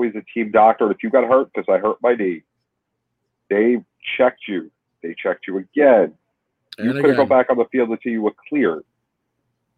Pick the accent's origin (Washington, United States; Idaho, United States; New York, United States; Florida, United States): New York, United States; New York City; I grew up in New York City